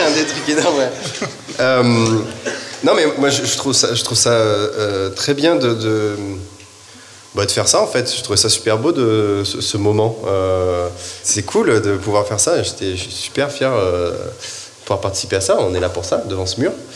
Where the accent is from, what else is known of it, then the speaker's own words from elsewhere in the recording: the Alps, France; je viens des Alpes, j'ai fait du ski